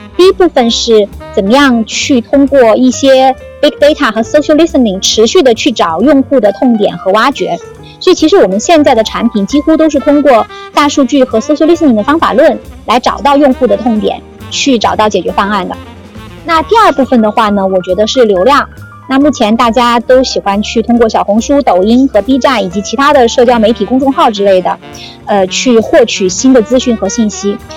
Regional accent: Sichuan, China; moved away as an adult; also born or lived in Chengdu / Hong Kong; now in Shanghai, China; 我本来是个四川人，然后我在成都，在上海工作过，后来又有一半的时间去了香港，在香港工作了五年

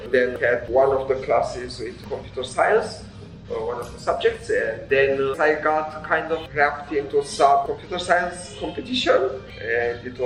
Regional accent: Transylvania, Romania; moved away as an adult; now in New Zealand; I was uh, born and raised in Romania, and I think I started traveling in my early 20s.

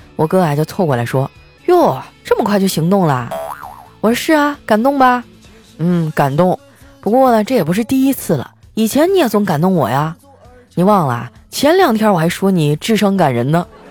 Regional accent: Northeast China, China; moved away; 这么大的商机哈，就在我的老家

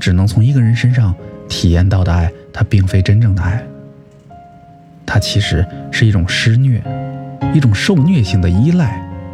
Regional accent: China; 这就是我们中国人说的“相敬如宾”吧

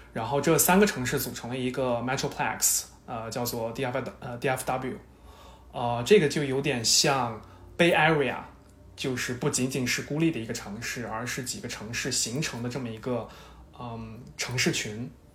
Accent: Shanxi, China; now in Dallas, United States; 作为一个山西人，这个是不敢想象的

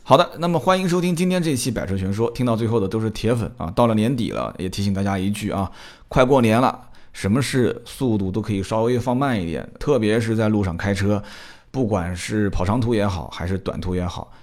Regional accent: Nanjing, Jiangsu, China; 我的老家啊，在南京

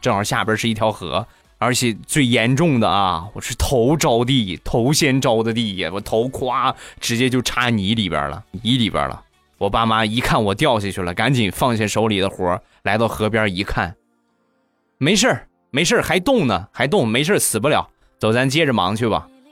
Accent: Rizhao, Shandong, China; 我们家乡的特产日照绿茶

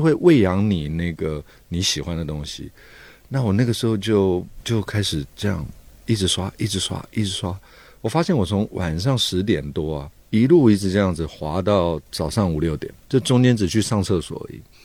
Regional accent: Taipei, Taiwan; 其实我小时候在台北一个老城区长大， 那那个老城区就是，呃，龙蛇杂处什么都有， 红灯区啊，然后乞丐啦，讨生活的那种江湖的人啊，或者是卖东西的人

